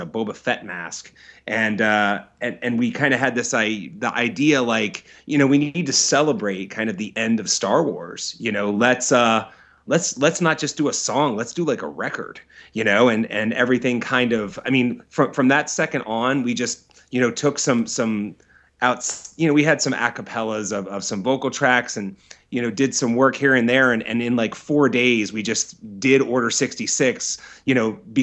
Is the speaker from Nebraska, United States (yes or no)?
no; Philadelphia, Pennsylvania, United States; moved away as an adult; also born or lived in Los Angeles area; now in Los Angeles, United States; I'm from Philadelphia, I moved out to the LA area from Philadelphia about 3 years ago.